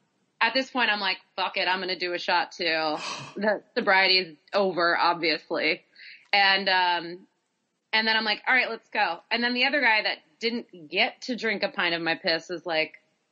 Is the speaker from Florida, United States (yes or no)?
no; Boston, Massachusetts, United States; moved away as an adult; now in Brooklyn, United States; I had also just moved from Boston. I was a Bostonian.